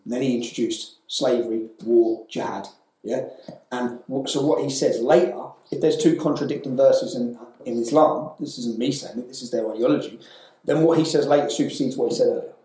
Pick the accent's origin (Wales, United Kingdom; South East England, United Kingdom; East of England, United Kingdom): East of England, United Kingdom; Luton; Luton, my hometown